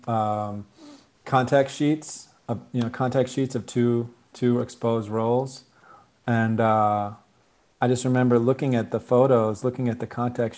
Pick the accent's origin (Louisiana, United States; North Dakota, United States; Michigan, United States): Michigan, United States; Ann Arbor; moved away; also born or lived in Boston, Massachusetts / Indiana / San Francisco, California; I grew up in Michigan. I was actually born outside of Boston, then moved to Indiana for a hot minute. And then I grew up in Michigan, Ann Arbor